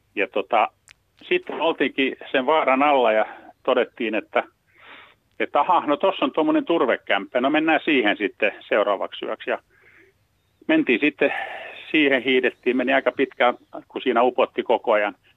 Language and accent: Finnish; Helsinki, Uusimaa, Finland; mä oon tämmönen stadilainen kundi kurvissa lapsuuteen elänyt